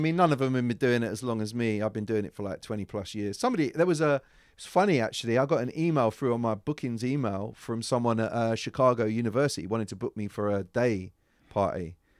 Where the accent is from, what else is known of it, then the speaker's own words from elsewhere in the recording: London, United Kingdom; I was from London